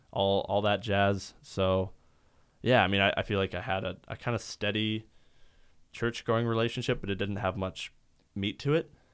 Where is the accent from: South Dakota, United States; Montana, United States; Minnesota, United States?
South Dakota, United States; Sioux Falls; I grew up in Sioux Falls, uh, my entire life